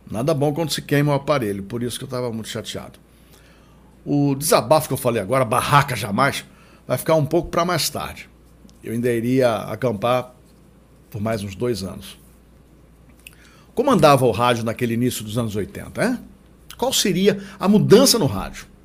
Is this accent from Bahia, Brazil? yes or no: no; Rio de Janeiro, Brazil; accent: carioca; Na época eu tinha a voz de garoto e um sotaque carioca que chiava nos S's as casas.